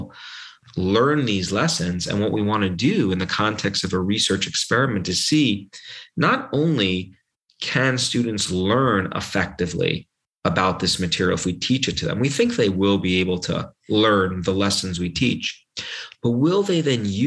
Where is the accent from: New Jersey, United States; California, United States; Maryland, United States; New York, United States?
New York, United States; New York City; when I was 3 years old growing up in New York, in Brooklyn